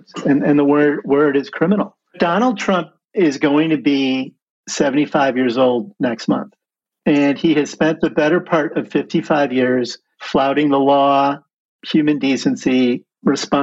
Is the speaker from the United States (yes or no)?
yes; Midwest, United States; moved away; I was from the Midwest